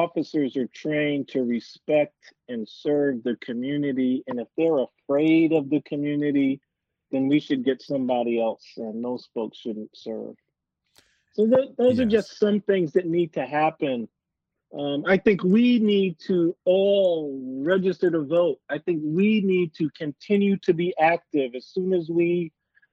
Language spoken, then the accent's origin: English; New York, United States; now in Pierce County, United States; I grew up in New York